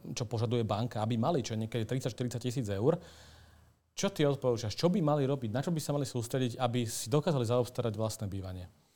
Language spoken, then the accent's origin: Slovak; Slovakia; A aký sme my Slováci